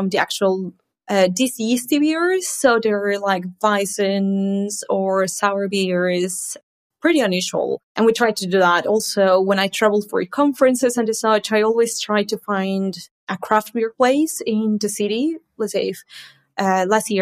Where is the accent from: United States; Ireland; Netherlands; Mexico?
Mexico; now in Manchester, United Kingdom; live in the UK. But I'm originally from Mexico